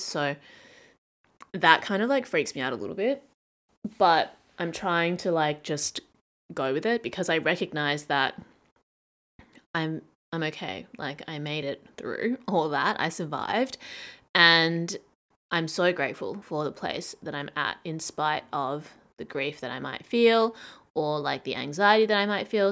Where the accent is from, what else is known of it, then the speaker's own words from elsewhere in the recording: Australia; moved away; growing up in Australia